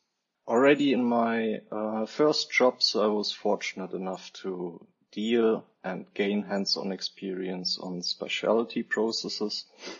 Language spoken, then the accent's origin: English; Germany; moved away as an adult; also born or lived in China; now in Switzerland; I was born and raised in Germany. I'm right now 32 years of age